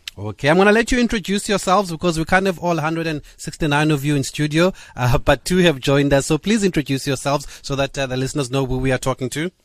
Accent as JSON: {"language": "English", "region": "Eastern Cape", "country": "South Africa", "said": "I'm from the Eastern Cape, obviously"}